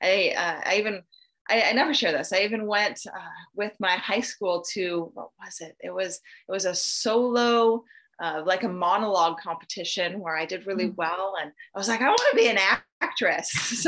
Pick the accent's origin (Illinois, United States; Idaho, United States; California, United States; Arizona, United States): Idaho, United States; born there; I was born in North Idaho to two loving parents.